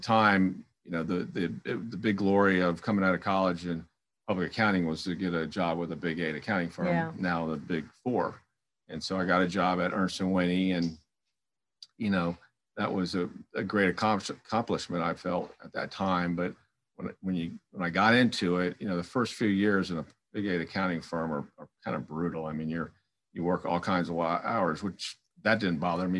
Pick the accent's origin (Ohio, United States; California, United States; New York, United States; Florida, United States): Florida, United States; South; moved away as an adult; also born or lived in Louisville, Kentucky / Melbourne, Florida; born and raised in South Florida